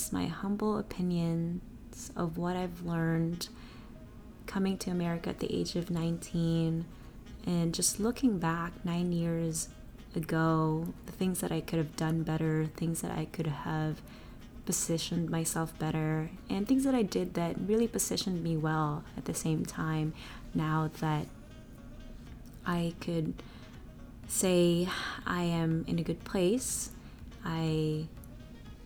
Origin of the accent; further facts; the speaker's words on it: Philippines; moved away as an adult; now in United States; I came from Asia, a developing country, the Philippines